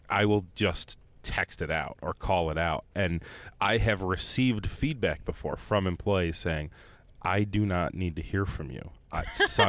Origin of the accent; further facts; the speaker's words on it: Ohio, United States; And I was from Ohio.